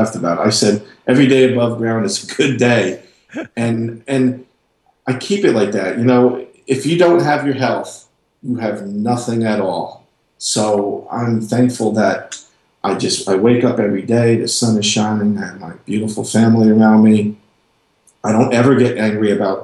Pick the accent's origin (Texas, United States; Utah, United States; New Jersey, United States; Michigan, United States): New Jersey, United States; moved away as an adult; now in North Carolina, United States; I lived in New Jersey. I'm from New Jersey